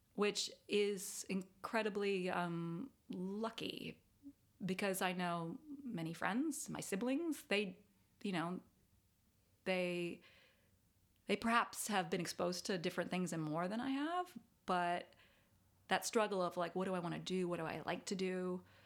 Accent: Davis, California, United States; moved away; I grew up, um, in Davis, California

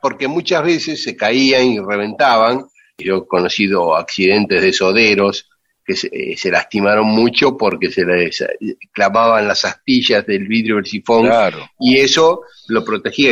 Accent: Lomas de Zamora, Buenos Aires Province, Argentina; la sodería que trabajé cuando era chico ahí en Garibaldi Frías en Lomas de Zamora

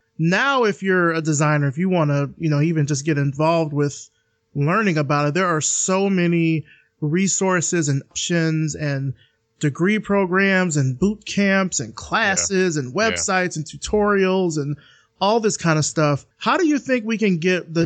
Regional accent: the South, United States; I'm from the South

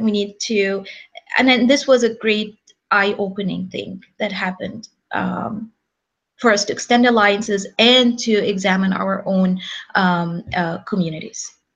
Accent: Egypt; now in Los Angeles, United States; we're from Egypt

